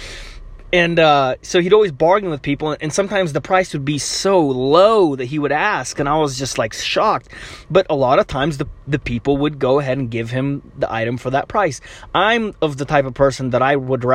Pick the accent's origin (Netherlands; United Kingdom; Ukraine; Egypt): Ukraine; moved away; I'm Ukrainian. Not that that means anything, but, you know, I'm not from here, technically. I was born in Ukraine.